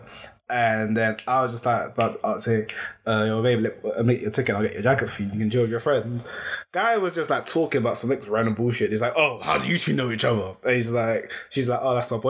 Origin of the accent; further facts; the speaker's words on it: London, United Kingdom; I grew up in Lambeth, and when I moved out of Lambeth